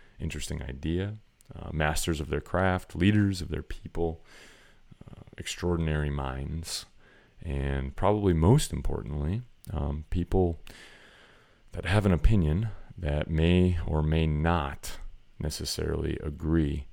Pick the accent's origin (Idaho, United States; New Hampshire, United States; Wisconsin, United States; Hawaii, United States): Wisconsin, United States; the culture of the place I grew up in Wisconsin